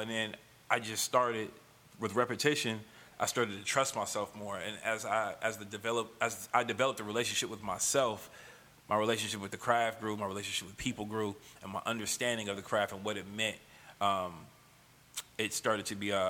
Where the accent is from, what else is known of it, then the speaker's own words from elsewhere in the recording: Oakland, California, United States; Maxwell Park was like, it was one of them. It was one of them neighborhoods, bro, where it was like, it wasn't as chaotic as all the neighborhoods surrounding it